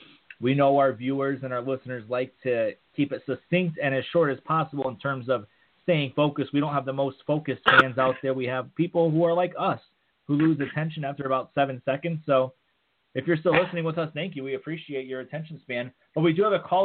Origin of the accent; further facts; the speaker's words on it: Connecticut, United States; House is driving through my hometown next Wednesday